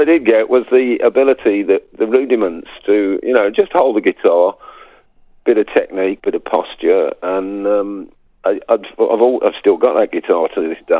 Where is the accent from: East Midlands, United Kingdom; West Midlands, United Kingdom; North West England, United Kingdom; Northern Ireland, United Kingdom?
West Midlands, United Kingdom; Birmingham; accent: Brummie; moved away as an adult; also born or lived in Sutton Coldfield; now in France; I'm a Brummie, really. I'm born on the northern side of Birmingham, but lived most of my adult life in Sutton Coldfield.